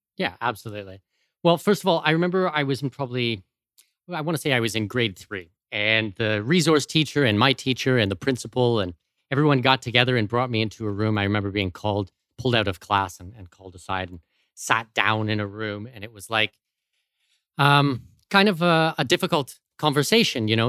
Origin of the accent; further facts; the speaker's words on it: London, Ontario, Canada; moved away as an adult; also born or lived in Abu Dhabi / Los Angeles / Arctic; now in Panama City, Panama; London, Ontario, uh, my hometown